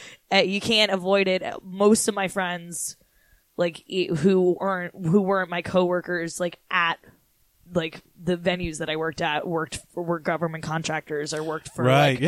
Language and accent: English; Washington, District of Columbia, United States; moved away as an adult; now in New York, United States; I'm from Washington, D.C.